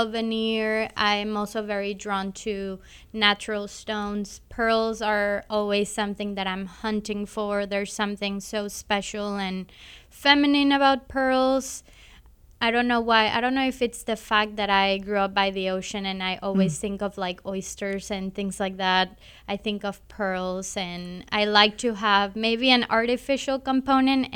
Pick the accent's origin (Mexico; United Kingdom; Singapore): Mexico; Cancun, Quintana Roo; now in Kansas City, United States; I was born in Cancun, Mexico